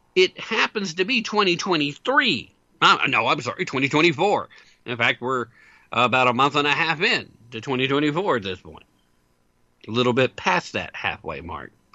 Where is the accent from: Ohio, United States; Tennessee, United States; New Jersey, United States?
Tennessee, United States; my home state of Tennessee